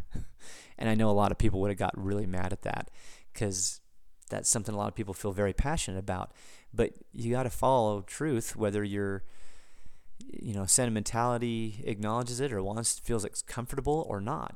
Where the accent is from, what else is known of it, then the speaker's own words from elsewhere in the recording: United States; an American, as a, as a, as a citizen of the United States